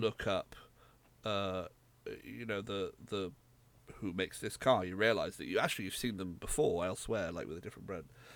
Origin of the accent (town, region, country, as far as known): United Kingdom